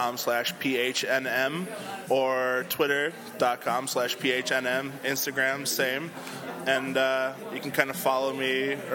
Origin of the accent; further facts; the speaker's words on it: Indiana, United States; now in Chicago, United States; I grew up in Indiana